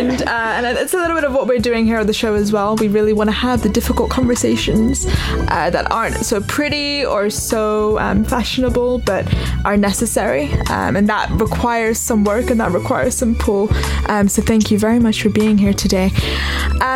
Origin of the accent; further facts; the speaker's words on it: London, United Kingdom; I'm from London, I can say that. London's home for me